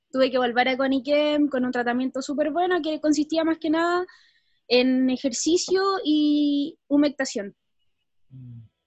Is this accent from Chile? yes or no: yes; Santiago, Santiago Metropolitan Region, Chile; Cuando era pequeña, nosotros vivíamos acá en Santiago